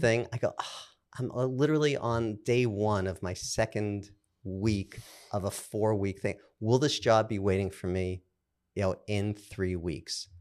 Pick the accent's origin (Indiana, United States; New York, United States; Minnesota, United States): New York, United States; New York City; I'm from Brooklyn